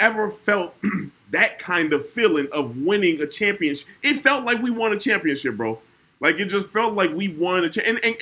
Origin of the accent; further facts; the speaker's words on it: Chicago, Illinois, United States; I'm from the South Side